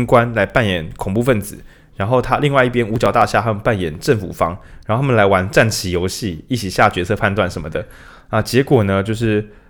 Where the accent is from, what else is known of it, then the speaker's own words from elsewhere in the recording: Changhua County, Taiwan; 哇，你看这个油花，你看我们彰化人，这很明显，这个卤汁跟饭，是不是一又三分之一的浸透率？